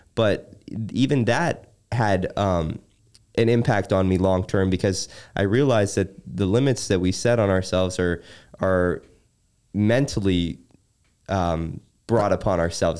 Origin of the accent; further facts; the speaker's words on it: Chicago, Illinois, United States; growing up in Chicago